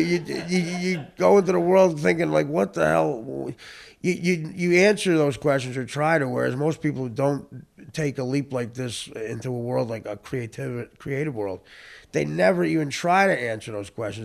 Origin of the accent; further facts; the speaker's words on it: New Jersey, United States; the town I grew up in in North Jersey is eight miles from like this progressive, unbelievable New, uh, New York City